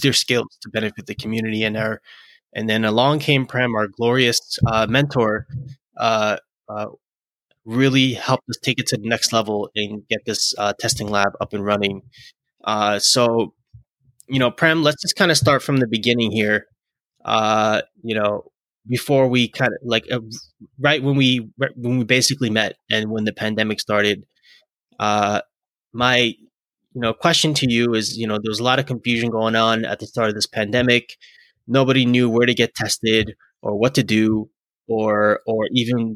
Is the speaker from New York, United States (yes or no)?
yes; New York City, New York, United States; in Brooklyn, my hometown